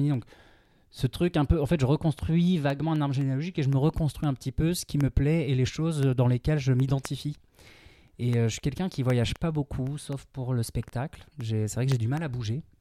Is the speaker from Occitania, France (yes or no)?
no; Camargue, Provence-Alpes-Côte d'Azur, France; moved away; also born or lived in Chartres / Centre region; je suis né à Chartres, mais moi, je, ben, je suis breton qui a grandi en Camargue.